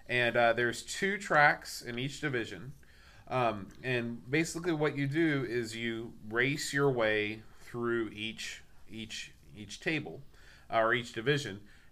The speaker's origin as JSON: {"language": "English", "country": "United States", "said": "I don't know if it's because I'm American and, Formula One isn't that big over here."}